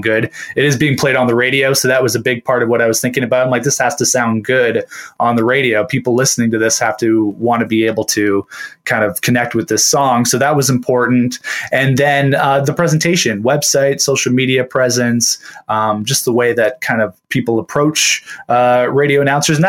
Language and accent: English; Hamilton, Ontario, Canada; I'm a born and bred Hamiltonian. I've lived here my whole life